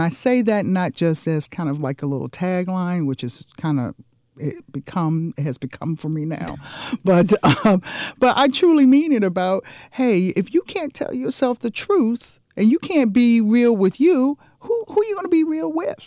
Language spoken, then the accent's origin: English; Washington, District of Columbia, United States; moved away as an adult; also born or lived in California / New Jersey; now in Jacksonville, United States; I was born and raised in the Washington, D C area. That's where I grew up.